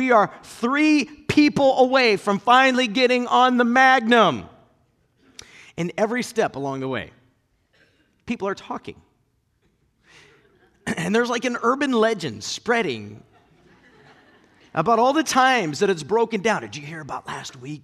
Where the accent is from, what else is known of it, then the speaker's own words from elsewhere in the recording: Akron, Ohio, United States; I grew up in Northeast Ohio in the Akron area